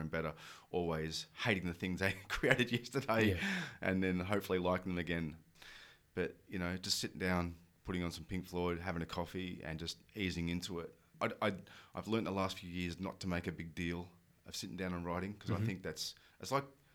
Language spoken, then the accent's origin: English; Australia; I'm Australian